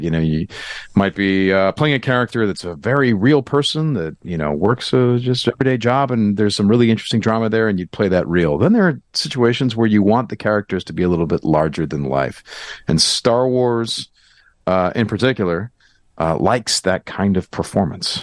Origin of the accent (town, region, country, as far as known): Glenview, Illinois, United States; born or raised there